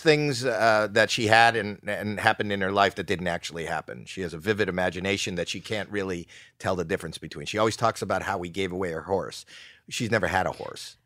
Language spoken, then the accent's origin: English; Toronto, Ontario, Canada; moved away